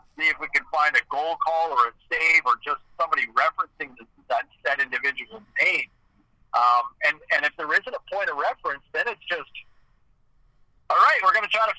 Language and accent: English; Ottawa, Ontario, Canada; as somebody who grew up in Eastern Ontario